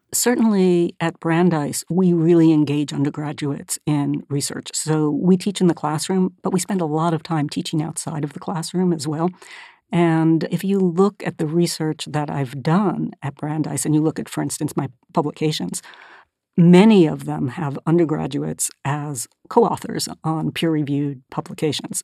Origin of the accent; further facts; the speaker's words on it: Northern California, United States; moved away as an adult; I grew up mostly in California, in Northern California